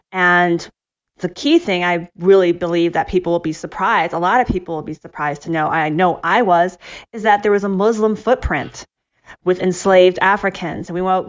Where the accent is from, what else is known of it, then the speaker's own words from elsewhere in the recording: Ohio, United States; growing up in Ohio, I went to a predominantly white church with my family.